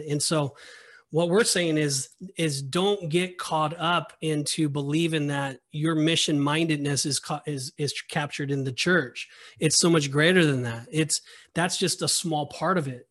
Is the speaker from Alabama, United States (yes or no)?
no; Southern California, United States; I've never experienced the backcountry before 'cause I'm from Southern California